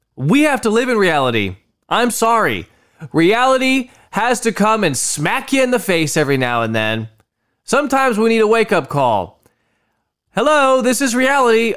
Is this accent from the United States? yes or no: yes; United States; I am an American citizen. I was born in the United States of America